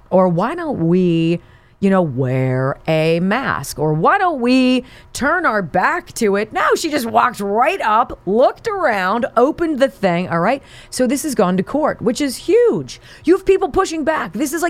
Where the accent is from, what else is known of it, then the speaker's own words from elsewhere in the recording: Cuba; I come from Cuba. My people are from Cuba. We don't trust banks because we don't get banks, right?